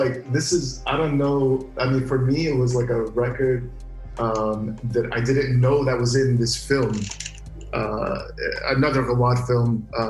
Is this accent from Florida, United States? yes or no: yes; Orlando, Florida, United States; first language Arabic; English is a second language; I grew up with in Orlando, Florida, which has the biggest Brazilian populations in America.